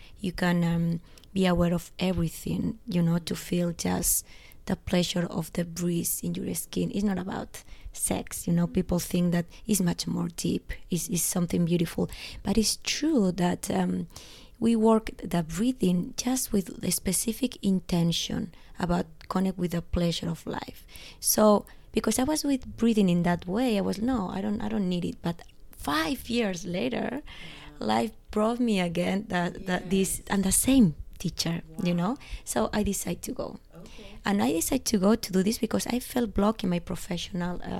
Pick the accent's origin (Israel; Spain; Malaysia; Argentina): Spain; English is a second language; also born or lived in Los Angeles; now in Barcelona, Spain; I'm from Spain